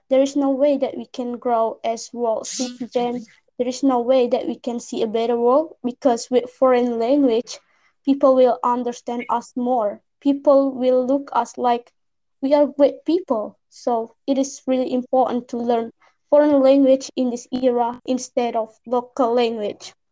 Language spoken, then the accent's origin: Indonesian; Bengkulu, Indonesia; aku dari Bengkulu. Uh, bahasa daerah kita itu bahasanya kayak bahasa Melayu gitu.